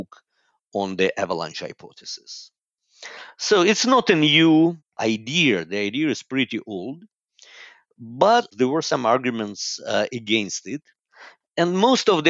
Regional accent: Moscow, Russia; moved away as an adult; also born or lived in Haifa, Israel / London, United Kingdom / Oxford, United Kingdom / Atlanta, United States; now in Zurich, Switzerland; I was born and I grew up in Moscow, in Russia.

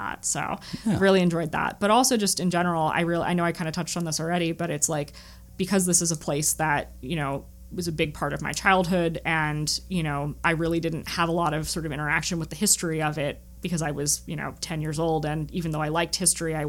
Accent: Guilford, Connecticut, United States; my hometown of Guilford, Connecticut

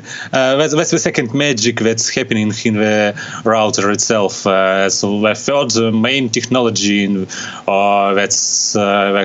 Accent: Russia; from Russia

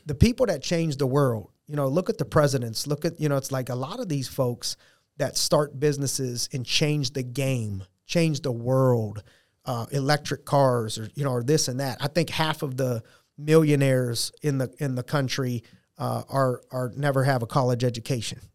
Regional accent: Youngstown, Ohio, United States; moved away; opened up a youth program in my hometown, Youngstown, Ohio.

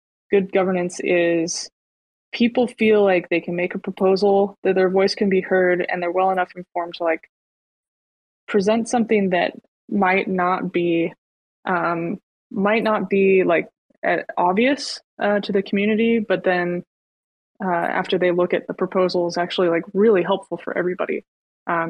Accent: United States; growing up in the States

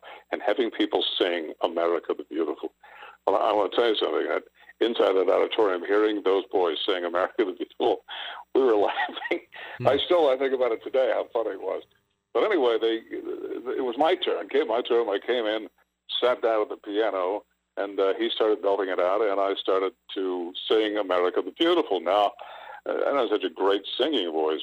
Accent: Wenham, Massachusetts, United States; I was born and raised in Wenham, Massachusetts

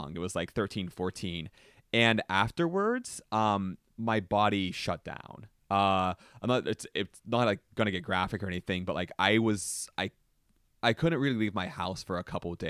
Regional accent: East Coast, United States; I'm from East Coast. I'm from rural coal country

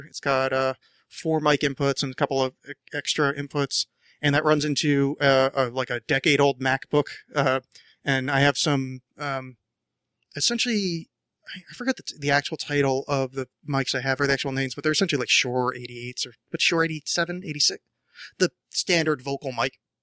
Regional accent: New Jersey, United States; now in Portland, United States; I mispronounce that word terrifically because I'm from New Jersey and I pronounce it draw

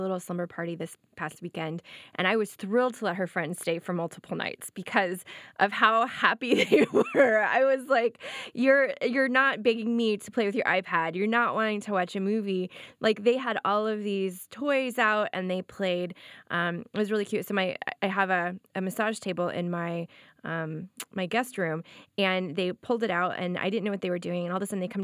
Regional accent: Florida, United States; I grew up in Florida

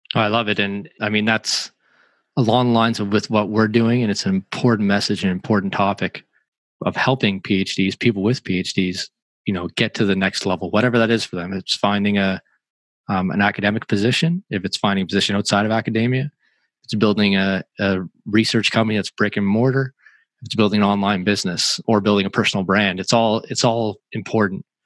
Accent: Canada; I'm a Canadian

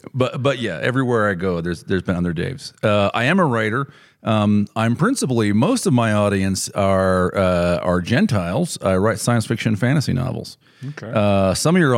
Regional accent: Provo, Utah, United States; I was basically a Provo boy and I'd been on mission and I lived elsewhere, but you know, I was from Provo

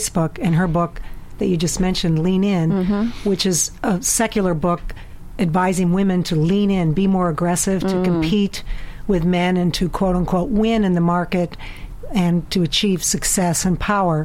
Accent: Montreal, Quebec, Canada; also born or lived in Chicago, Illinois, United States; now in Tampa, United States; I was born in Chicago and raised in Montreal, Canada.

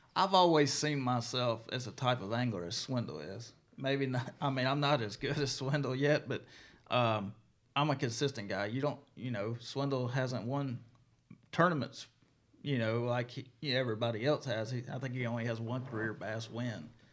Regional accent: Mississippi, United States; even though I'm from Mississippi, I live right there on the line

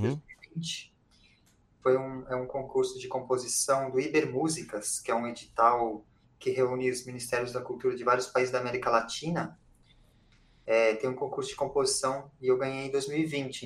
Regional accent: São Paulo, Brazil; eu sou compositor, cantor é, e, daqui de São Paulo

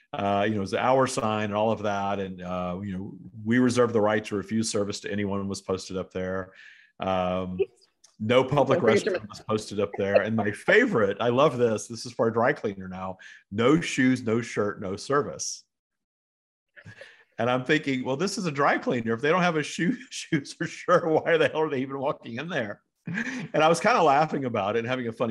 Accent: Louisiana, United States; also born or lived in San Francisco / Florida / Washington State; now in Southern California, United States; I'm from a small town in Louisiana

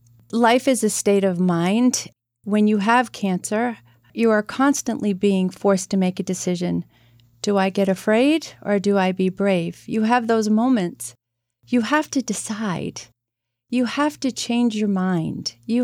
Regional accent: Arlington, United States; I grew up in Arlington.

